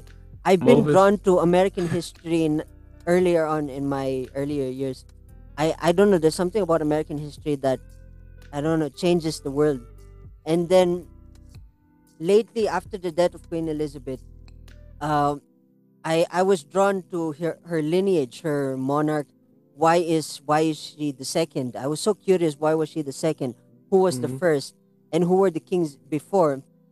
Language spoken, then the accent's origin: English; India; as an Indian